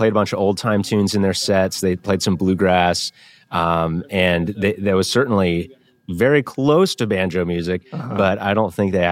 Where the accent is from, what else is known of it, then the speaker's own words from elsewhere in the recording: Baltimore, Maryland, United States; I am from Baltimore, Maryland, born and raised. I've been there my whole life